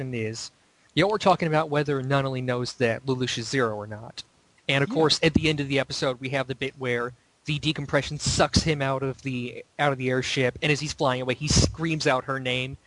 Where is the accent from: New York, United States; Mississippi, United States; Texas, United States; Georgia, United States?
Georgia, United States; I'm from Georgia.